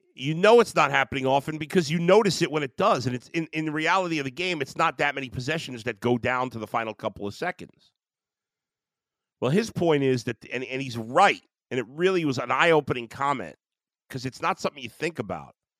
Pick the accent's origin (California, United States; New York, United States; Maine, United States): New York, United States; New York City; now in Cleveland, United States; growing up in Brooklyn